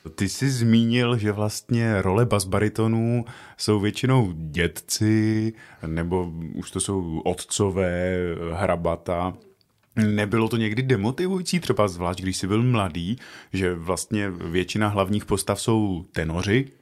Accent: Czechia; Já jsem šílený Čech

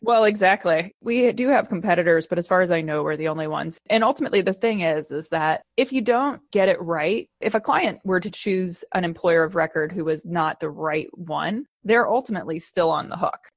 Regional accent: Midwest, United States; moved away; I'm from the Midwest originally

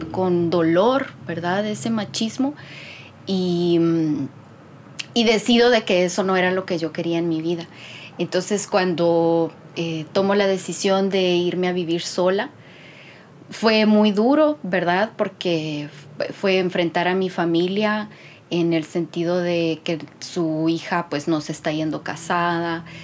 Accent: eastern Guatemala, Guatemala; Yo que soy de Oriente es una, es una construcción machista potente, ¿verdad?

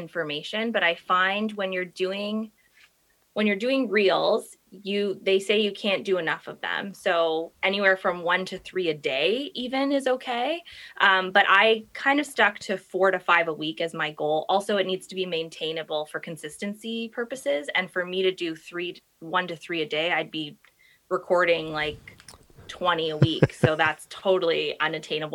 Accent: Toronto, Ontario, Canada; Grew up, born and raised in Toronto, married with kids now, live in the East End of Toronto

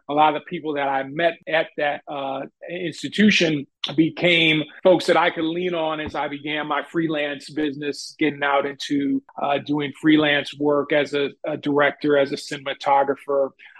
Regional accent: Chicago, Illinois, United States; I'm a Chicago native. I was born and raised on the South Side here in Chicago

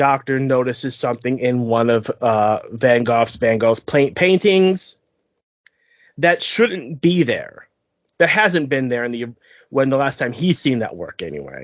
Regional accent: United States; since we are lowly Americans

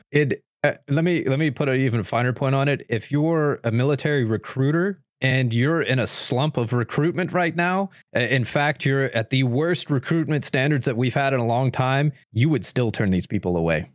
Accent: United States; as an American

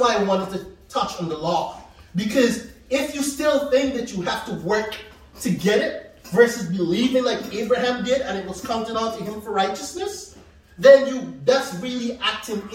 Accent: Guyana; moved away; Back in my country, I'm from Guyana, so it's tropics, and it rains a lot.

